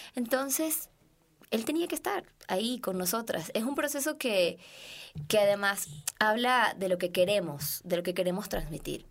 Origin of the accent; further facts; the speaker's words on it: Venezuela; now in Mexico; yo como venezolana